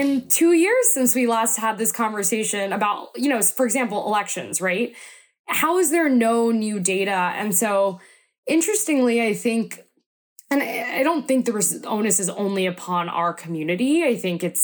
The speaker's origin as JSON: {"language": "English", "town": "Atlanta", "region": "Georgia", "country": "United States", "said": "I'm originally from the Atlanta area"}